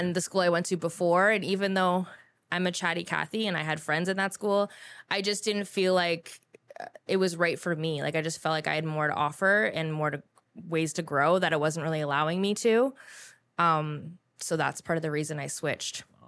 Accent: Guelph, Ontario, Canada; also born or lived in Toronto; I grew up back and forth between the two

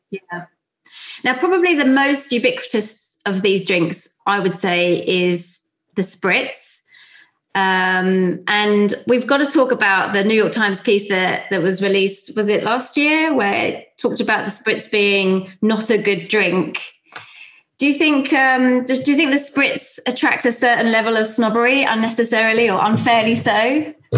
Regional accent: London, United Kingdom; accent: South London; my South London accent

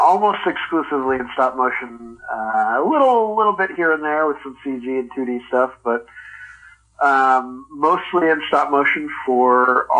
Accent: Philadelphia, Pennsylvania, United States; now in South Pasadena, United States; Yeah, I am West Philadelphia born and raised.

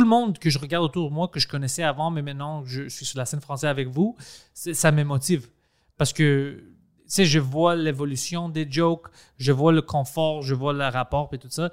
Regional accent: Greece; accent: Greek; French is a second language; moved away; je parle français comme un grec. Je parle français en grec

